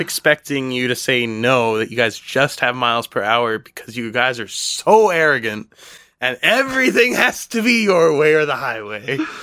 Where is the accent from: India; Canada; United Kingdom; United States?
Canada; I was from Canada